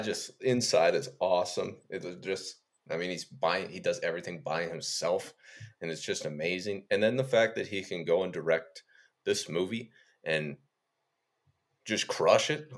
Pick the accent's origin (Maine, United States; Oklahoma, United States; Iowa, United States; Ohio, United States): Ohio, United States; Me growing up in Ohio